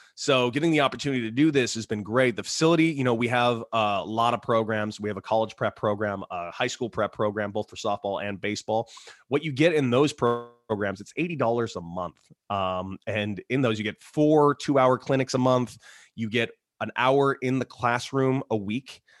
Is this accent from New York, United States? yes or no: no; Los Angeles, California, United States; I was from Los Angeles, California. It's a hotbed of baseball, hotbed.